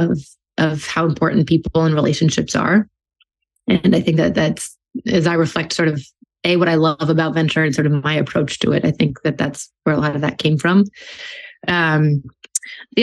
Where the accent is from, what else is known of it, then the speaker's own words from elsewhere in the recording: New York City, New York, United States; moved away as an adult; also born or lived in West Coast; now in Boston, United States; I grew up in New York City in Manhattan